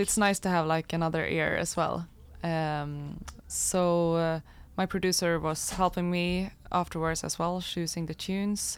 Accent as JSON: {"language": "English", "town": "Falun", "region": "Dalarna County", "country": "Sweden", "tie": "born or raised there", "said": "I grew up in Falun in Dalarna, uh, kind of in the middle of Sweden."}